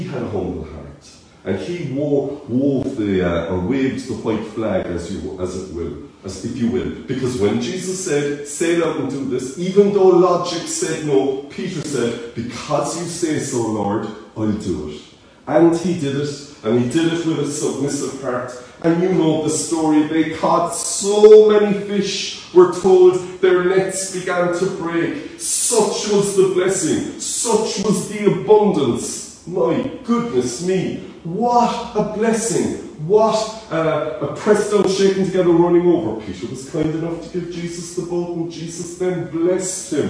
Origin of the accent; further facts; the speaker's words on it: Cork, Munster, Ireland; accent: Cork; my Cork accent